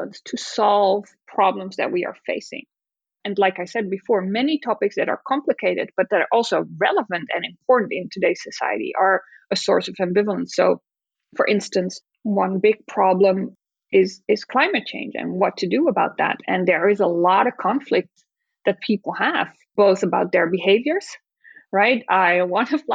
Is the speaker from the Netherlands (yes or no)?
yes; Netherlands; moved away; in the Netherlands, it's my home country